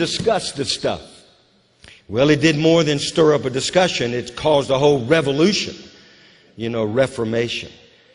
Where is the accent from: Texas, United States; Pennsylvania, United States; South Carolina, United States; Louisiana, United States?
Louisiana, United States; now in Moravian Falls, United States; Louisiana, my home state